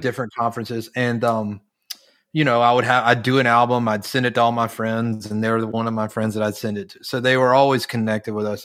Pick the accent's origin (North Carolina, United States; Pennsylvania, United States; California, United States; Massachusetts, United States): North Carolina, United States; Charlotte; moved away; I grew up in North Carolina. I grew up in North Carolina, representing my Panthers today.